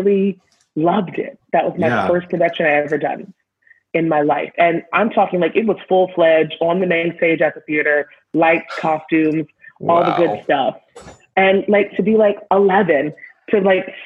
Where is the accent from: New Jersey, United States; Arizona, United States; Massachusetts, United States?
Massachusetts, United States; Boston area; moved away; also born or lived in Alabama; I grew up in Boston, a lot of miles out of Boston